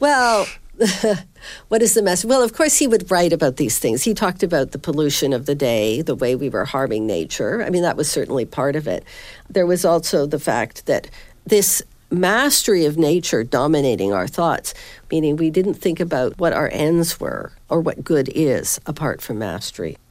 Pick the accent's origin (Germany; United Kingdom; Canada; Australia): Canada; Southern Ontario; moved away as an adult; also born or lived in Halifax, Canada; now in Northern Virginia, United States; I teach at Patrick Henry College in Northern Virginia, but I'm originally from Southern Ontario